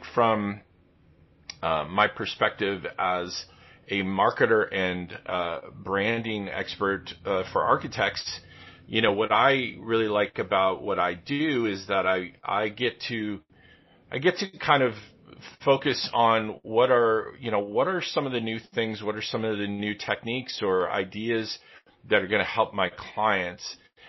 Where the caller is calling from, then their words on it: Vermilion, Ohio, United States; I'm in northern Ohio. I'm just near Lake Erie here in Vermilion, Ohio, which is about an hour west of Cleveland, Ohio, here in the U.S.